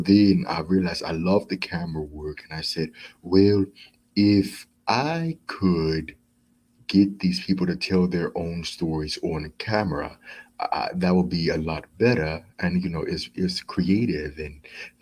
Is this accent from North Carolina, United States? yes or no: yes; Charlotte, North Carolina, United States; I was born in Charlotte, North Carolina